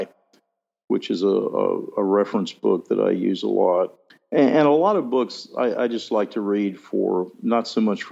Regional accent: New Orleans, the South, United States; We're both from the South, which New Orleans is not really the South

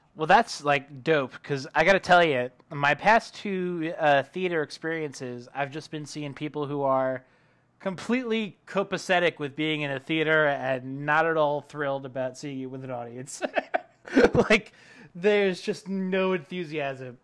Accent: New York City, New York, United States; moved away; back in the city that never sleeps, my hometown, Uh, New York City

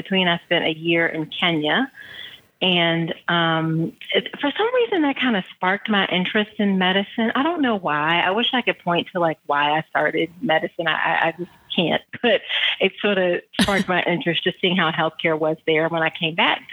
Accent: Hampton, Virginia, United States; I'm originally born and raised in Hampton, Virginia

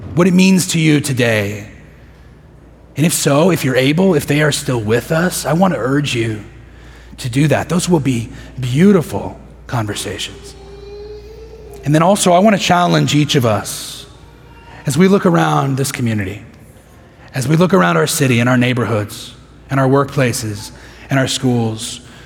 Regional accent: Midland, Texas, United States; moved away as an adult; now in Houston, United States; I spent most of my adolescence there

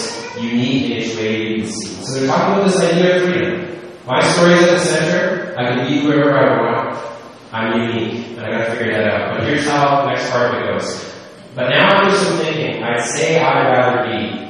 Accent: Canada; we're Canadian

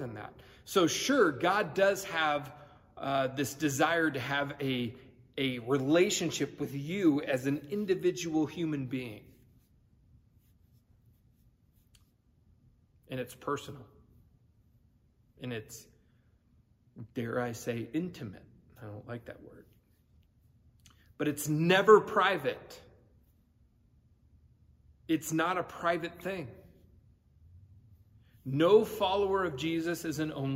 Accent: California, United States; moved away; I grew up in California

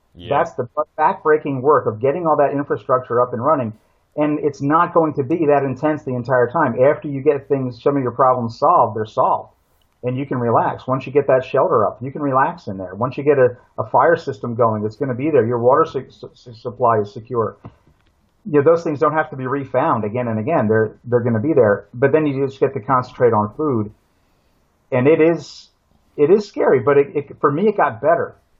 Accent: Pennsylvania, United States; moved away as an adult; also born or lived in Brazil; where I grew up in Pennsylvania, you know, eastern woodlands, Appalachian forest

